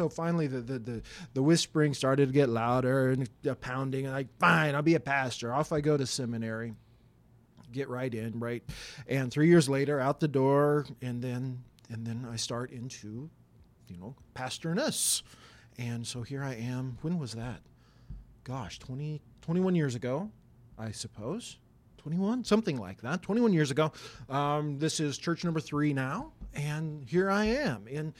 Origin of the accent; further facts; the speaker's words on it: Wyoming, United States; I did. I'm from Wyoming. I was from that area. That was my home church, right?